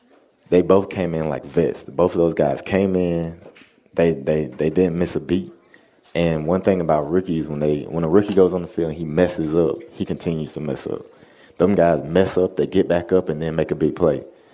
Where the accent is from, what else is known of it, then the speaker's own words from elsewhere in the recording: the South, United States; I would say me and him get along. We're both from the South.